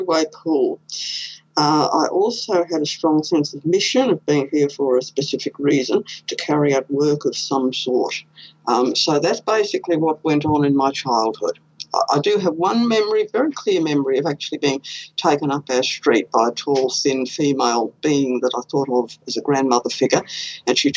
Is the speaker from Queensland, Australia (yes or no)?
yes; Queensland, Australia; I was born here in Queensland.